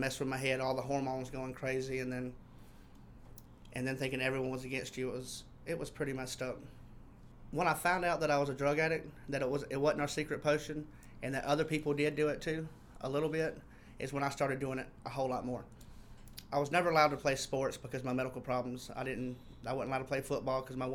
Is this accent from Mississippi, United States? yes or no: yes; Mississippi, United States; I am from Mississippi